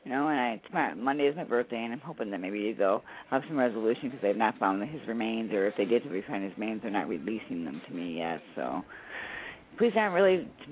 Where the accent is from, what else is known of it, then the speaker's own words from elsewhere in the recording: Citrus County, Florida, United States; we're from Citrus County, Florida.